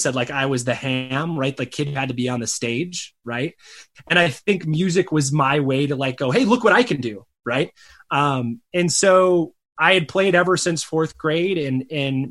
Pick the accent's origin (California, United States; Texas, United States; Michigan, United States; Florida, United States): Michigan, United States; now in Arizona, United States; I grew up in a tiny cow town in Michigan, so a rural town